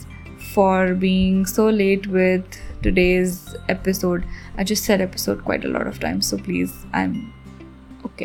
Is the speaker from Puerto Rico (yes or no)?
no; Hyderabad, Telangana, India; I am from Hyderabad